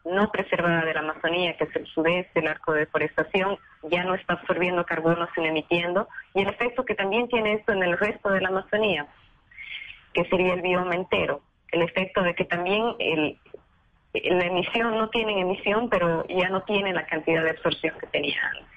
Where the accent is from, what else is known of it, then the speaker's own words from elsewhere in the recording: Bolivia; moved away as an adult; now in Brazil; yo soy boliviana, ese fue el proyecto que me llevó al Brasil.